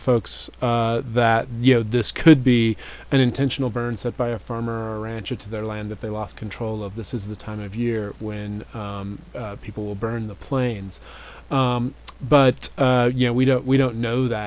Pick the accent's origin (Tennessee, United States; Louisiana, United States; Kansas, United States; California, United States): Kansas, United States; also born or lived in Boulder, Colorado; now in Colorado, United States; Growing up in Kansas